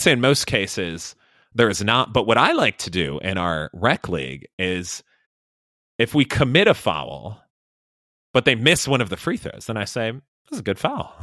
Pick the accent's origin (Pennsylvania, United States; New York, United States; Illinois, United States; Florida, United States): Illinois, United States; moved away; we got it celebrated in Illinois. We wouldn't have school on those days